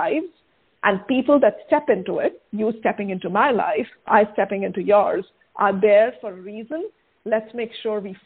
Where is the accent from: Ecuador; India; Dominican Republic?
India; now in United States; my home country, right, the place of my birth, which is India